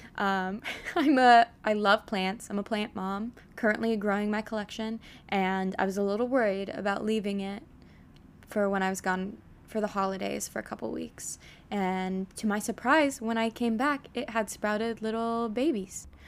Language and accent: English; Vancouver, Washington, United States; moved away as an adult; also born or lived in Fort Worth, Texas; now in New York City, United States; I am originally from Vancouver, Washington, um, not to be confused with Vancouver, Canada